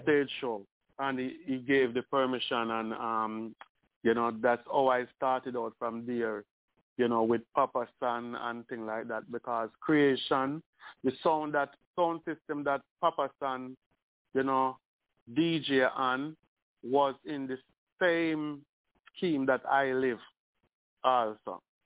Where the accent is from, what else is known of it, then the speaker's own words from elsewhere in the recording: Spanish Town, Saint Catherine, Jamaica; I'm from Spanish Town